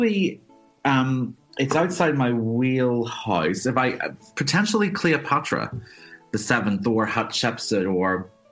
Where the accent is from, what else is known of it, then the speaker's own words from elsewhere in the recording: Belfast, Northern Ireland, United Kingdom; And then I grew up in Belfast